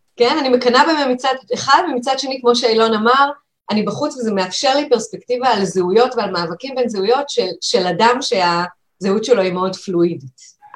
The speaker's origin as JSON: {"language": "Hebrew", "country": "Israel", "tie": "born or raised there", "said": "אני דווקא ילידת הארץ, אבל אני דור ראשון"}